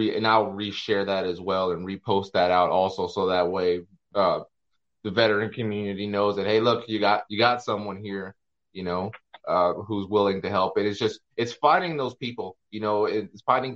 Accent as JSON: {"language": "English", "town": "Hawthorne", "region": "California", "country": "United States", "moved": "yes", "lives_now": "Vancouver, United States", "said": "I'm in Vancouver, Washington, but I'm actually from California. I'm from Los Angeles. So, when you want to dive into Los Angeles, I'm from Hawthorne, right by the airport"}